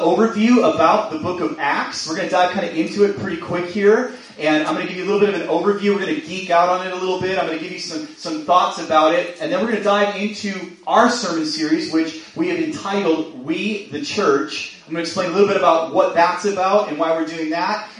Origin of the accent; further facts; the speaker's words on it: Chilliwack, British Columbia, Canada; I was born and raised in Chilliwack